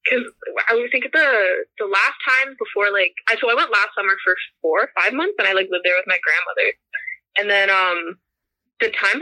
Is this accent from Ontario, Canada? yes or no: yes; Ontario, Canada; also born or lived in Kitchener, Ontario; No, I'm in Kitchener, Ontario. It's like an hour from Toronto.